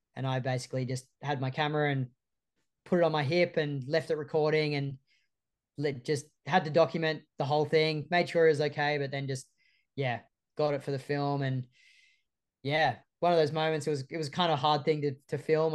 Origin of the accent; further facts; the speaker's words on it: Sydney, New South Wales, Australia; the four of us growing up in Sydney's northern beaches